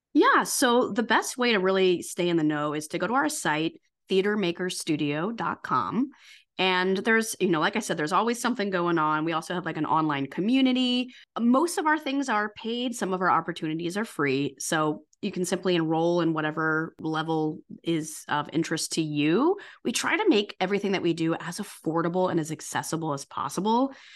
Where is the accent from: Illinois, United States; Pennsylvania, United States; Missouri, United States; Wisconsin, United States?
Missouri, United States; St. Louis; moved away as an adult; also born or lived in New York City; now in New York, United States; I'm from Saint Louis, came he, to New York to be an actor